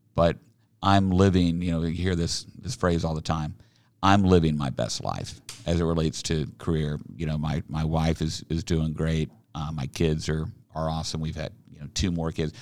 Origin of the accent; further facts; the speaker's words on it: Oklahoma City, Oklahoma, United States; also born or lived in Salt Lake City, Utah; now in Overland Park, United States; I grew up down in Oklahoma. I, uh, in Oklahoma City